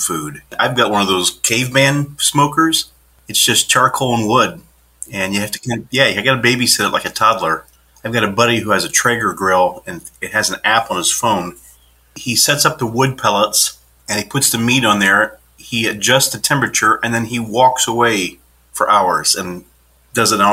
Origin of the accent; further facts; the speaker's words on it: Indiana, United States; I'm from Indiana and we are considered Hoosiers